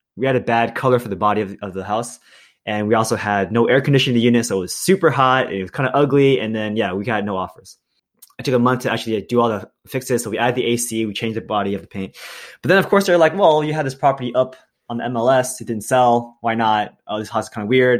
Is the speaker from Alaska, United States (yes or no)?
no; Milpitas, California, United States; I grew up in Milpitas, California